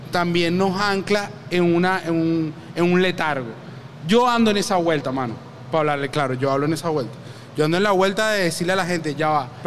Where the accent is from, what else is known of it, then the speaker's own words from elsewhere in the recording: Caracas, Capital District, Venezuela; Soy de Antímano.